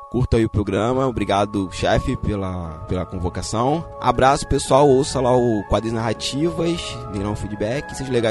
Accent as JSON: {"language": "Portuguese", "town": "Magé", "region": "Rio de Janeiro", "country": "Brazil", "said": "Eu sou de Magé"}